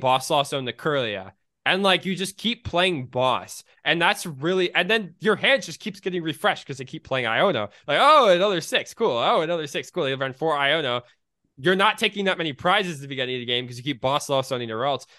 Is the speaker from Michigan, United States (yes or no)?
yes; Michigan, United States; I'm from Michigan